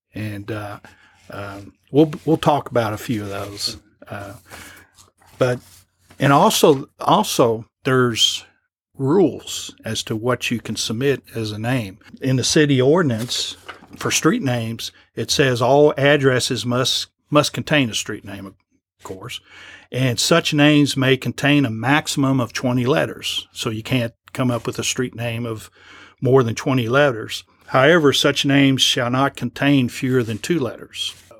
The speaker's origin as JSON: {"language": "English", "town": "Lexington", "region": "Kentucky", "country": "United States", "said": "I'm from Lexington"}